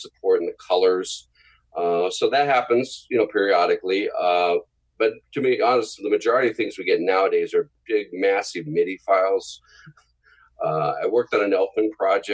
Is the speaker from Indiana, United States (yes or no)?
no; San Diego, California, United States; moved away as an adult; also born or lived in Kentucky / Boston / Cleveland / Nashville; now in Los Angeles, United States; I grew up in San Diego and not raised there. I was born in Kentucky, of all places, and then moved to San Diego when I was real young. And I grew up and went to school there and everything.